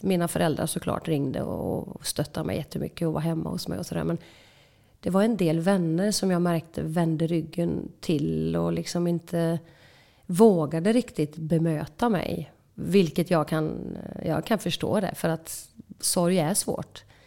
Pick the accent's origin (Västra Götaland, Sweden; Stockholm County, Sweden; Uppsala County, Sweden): Västra Götaland, Sweden; Åsarp; Vi eh, växte upp på en eh, stor bondgård i Åsarp, två mil söder om Falköping